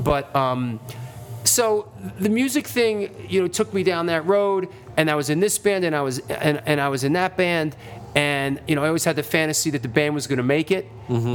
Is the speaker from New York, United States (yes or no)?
yes; New York City, New York, United States; I came from a culture as a teenager growing up in the Bronx